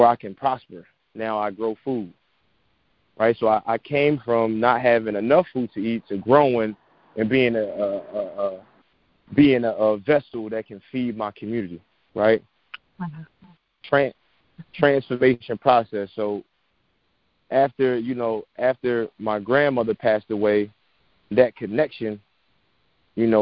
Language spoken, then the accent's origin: English; Philadelphia, Pennsylvania, United States; moved away; And I grew up inner city in Philadelphia, you know, Section 8 public housing